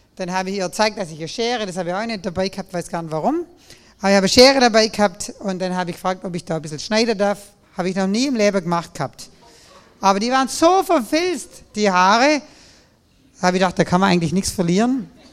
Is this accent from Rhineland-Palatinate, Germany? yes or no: no; Nagold, Baden-Württemberg, Germany; an meiner Konfirmation in dieser Kirche da bei uns in Nagold, meiner lutherischen Landeskirche